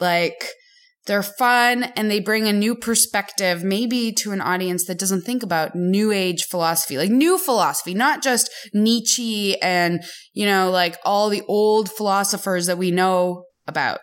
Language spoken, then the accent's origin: English; Canada; now in United States; as a Canadian who is now slowly becoming American